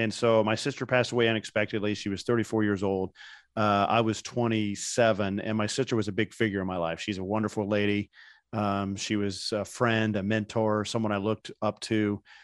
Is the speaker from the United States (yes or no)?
yes; Indiana, United States; moved away as an adult; I grew up in Indiana